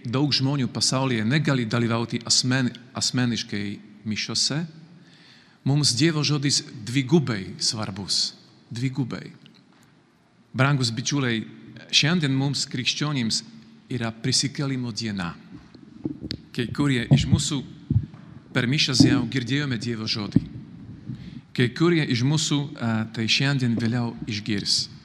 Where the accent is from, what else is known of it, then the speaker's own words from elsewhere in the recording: Slovakia; Lithuanian is a second language; moved away as an adult; now in Kaunas, Lithuania; aš esu iš Slovakijos … aš esu kunigas, redemptoristas, vienuolis, misionierius. Dabar gyvenu Kaune su mano broliu Petru